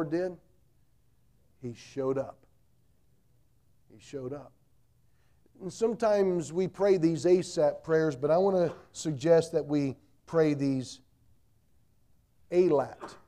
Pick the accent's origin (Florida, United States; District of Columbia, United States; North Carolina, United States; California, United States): North Carolina, United States; I grew up in North Carolina